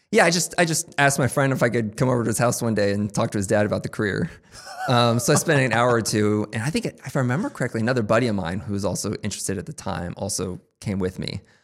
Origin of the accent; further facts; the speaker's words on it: Topeka, Kansas, United States; moved away as an adult; also born or lived in Chicago; now in Kansas City, United States; I'm from Topeka originally